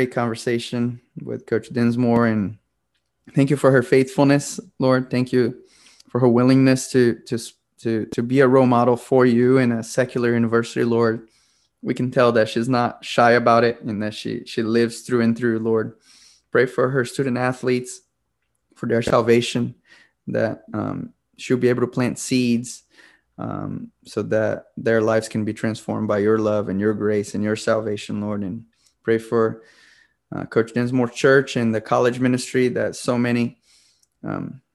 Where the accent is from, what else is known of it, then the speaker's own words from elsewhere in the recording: Brazil; moved away; I'm from Brazil originally, and my family was very strict